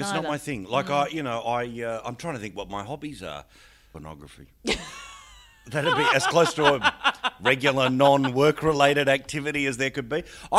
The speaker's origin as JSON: {"language": "English", "country": "Australia", "said": "But, of course, I'm little Aussie battler who doesn't get mentioned in the Parliament."}